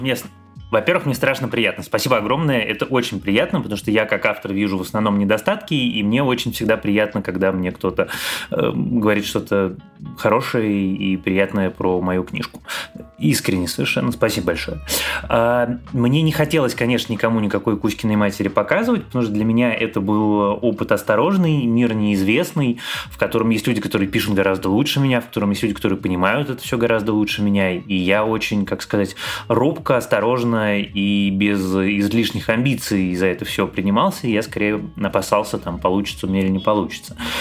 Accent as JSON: {"language": "Russian", "region": "Moscow", "country": "Russia", "moved": "as an adult", "said": "как нормальный москвич я всегда всем недоволен"}